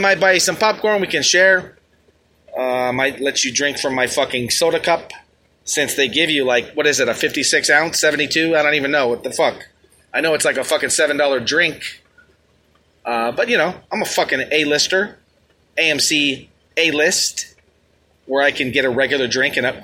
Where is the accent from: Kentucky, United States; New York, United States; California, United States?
New York, United States; New York City; I hail from the Bronx